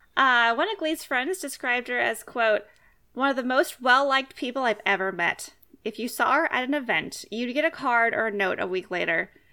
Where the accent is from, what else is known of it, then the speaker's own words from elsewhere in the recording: Fresno, California, United States; I grew up there